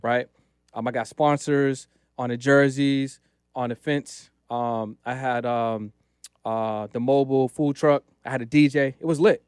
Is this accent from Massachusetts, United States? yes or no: yes; Boston, Massachusetts, United States; now in Los Angeles, United States; I live in Los Angeles. Originally, I'm from Boston